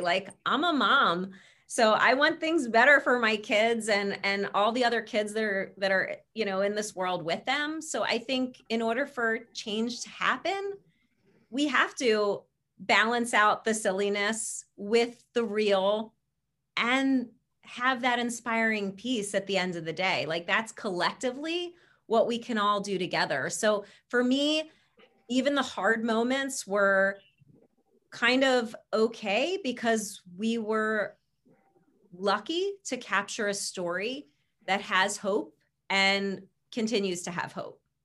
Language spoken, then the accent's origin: English; Philadelphia, Pennsylvania, United States; our hometown